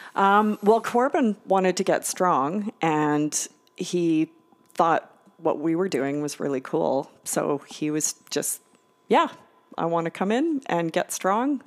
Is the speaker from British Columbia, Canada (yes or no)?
yes; Victoria, British Columbia, Canada; moved away as an adult; also born or lived in Newfoundland; now in Winnipeg, Canada; University of Victoria, which is where I grew up in Victoria.